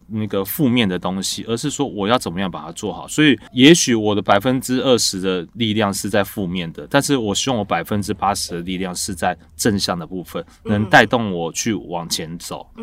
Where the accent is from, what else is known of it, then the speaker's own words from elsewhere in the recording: Fuzhou, Fujian, China; 因为我们是福州人，所以我们在福州，我们是在出远门的时候，或是生日当天，或是初一的早上，我们会吃一碗一碗叫做太平面。